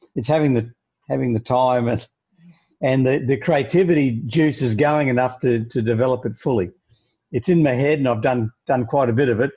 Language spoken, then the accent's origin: English; Australia; being an Australian